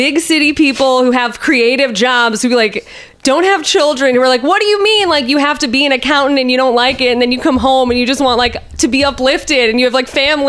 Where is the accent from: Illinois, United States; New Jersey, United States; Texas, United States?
Illinois, United States; a suburb near Highland Park, Midwest; I'm not from Highland Park. I'm from a lesser suburb.